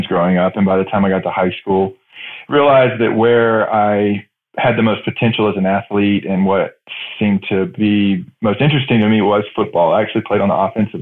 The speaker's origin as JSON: {"language": "English", "region": "Northeast Georgia", "country": "United States", "tie": "born or raised there", "also_born_or_lived": "Dallas, Texas / Alaska / Virgin Islands / Austin, Texas", "moved": "yes", "said": "I grew up in Northeast Georgia, foothills of the Appalachians."}